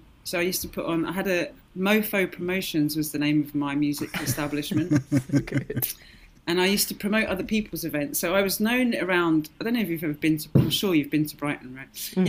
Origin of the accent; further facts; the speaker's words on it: Ireland; And, you know, growing up in Ireland a little bit, you know, all of my Irish family with all the folk